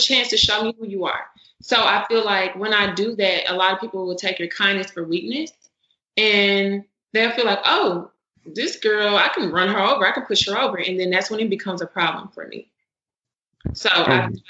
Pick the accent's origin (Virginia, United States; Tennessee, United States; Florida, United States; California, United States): Tennessee, United States; Memphis; We're from Memphis, Tennessee